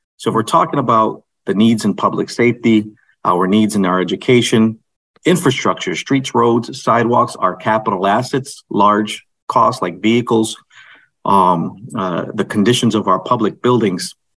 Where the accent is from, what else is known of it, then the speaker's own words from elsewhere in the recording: Holyoke, Massachusetts, United States; here in the city of Holyoke, my hometown